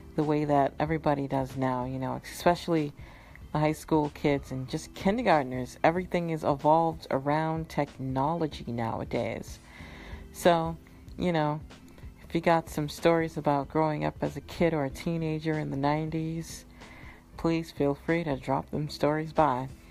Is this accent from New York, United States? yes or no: no; Massachusetts, United States; also born or lived in Florida / Minnesota; I grew up in Massachusetts where I gave it a nickname, Alaska Chusetts, because it's always cold.